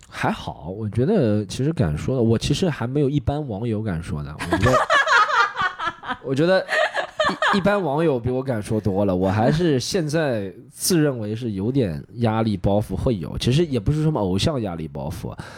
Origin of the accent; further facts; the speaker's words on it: Shanghai, China; 我作为一个上海人